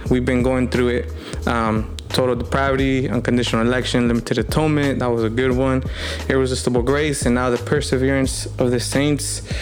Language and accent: English; United States; we're Mexican American, we're Chicanos